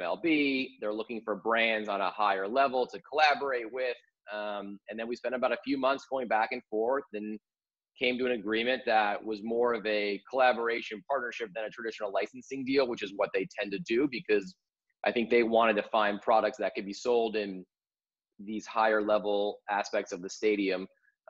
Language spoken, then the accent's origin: English; Chicago, Illinois, United States; moved away as an adult; also born or lived in Syracuse, New York; now in New York, United States; I grew up in the North Side of Chicago